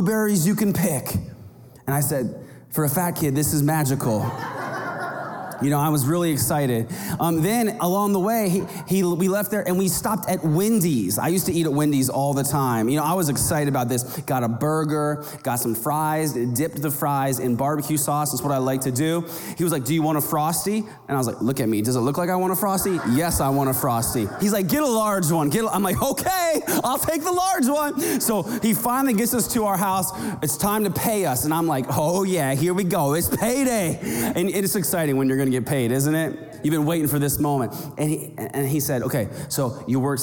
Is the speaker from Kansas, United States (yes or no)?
yes; rural Kansas, United States; now in Arizona, United States; I grew up in the Midwest in rural Kansas